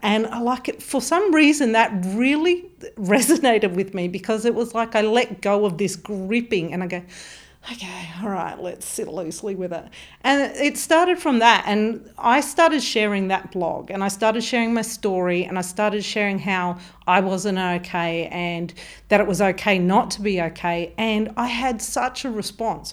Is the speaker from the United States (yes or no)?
no; Mount Gambier, South Australia, Australia; moved away as an adult; also born or lived in Melbourne / Darwin; I'm from South Australia, so Mount Gambier.